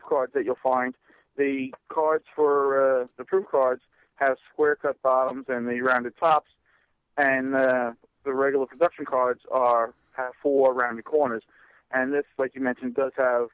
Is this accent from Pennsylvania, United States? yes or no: no; New York, United States; I'm a typical New Yorker